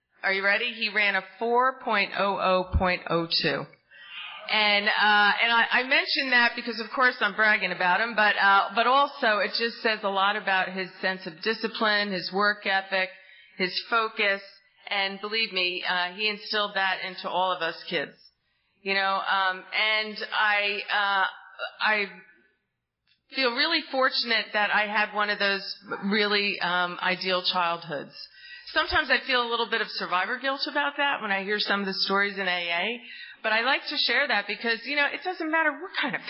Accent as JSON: {"language": "English", "region": "New Jersey", "country": "United States", "tie": "born or raised there", "moved": "yes", "lives_now": "Tallahassee, United States", "said": "you might sense from my accent, I'm not from down south here, I'm from the great state of New Jersey! And I really grew up in an amazing family"}